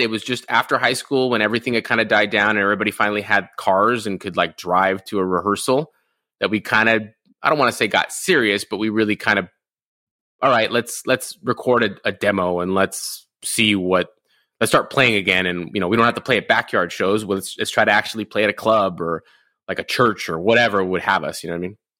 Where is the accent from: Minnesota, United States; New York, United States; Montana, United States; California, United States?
California, United States; Rosemead; also born or lived in Inland Empire, California / Orange County, California; I grew up in Rosemead, California, which is basically East LA.